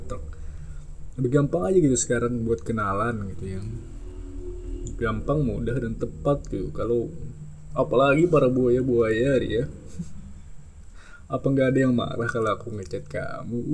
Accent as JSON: {"language": "Indonesian", "town": "Banjarmasin", "region": "South Kalimantan", "country": "Indonesia", "said": "gue dari Banjarmasin soalnya dari Kalimantan Selatan dan ya salam kenal semuanya"}